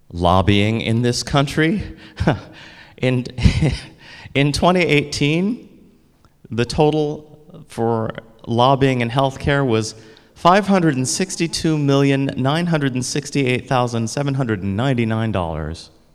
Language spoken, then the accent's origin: English; United States; I'm African American